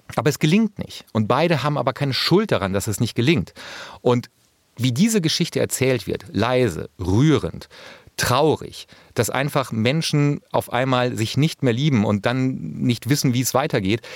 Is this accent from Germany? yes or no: yes; North Rhine-Westphalia, Germany; als Ostwestfale